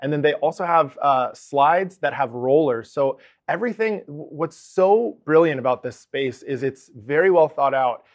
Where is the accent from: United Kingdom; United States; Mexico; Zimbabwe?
United States; Arizona; we're from Arizona